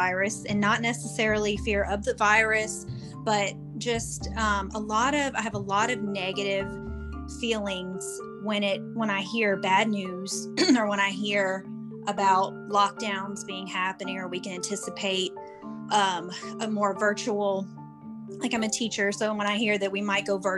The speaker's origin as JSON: {"language": "English", "region": "Louisiana", "country": "United States", "said": "I'm from Louisiana"}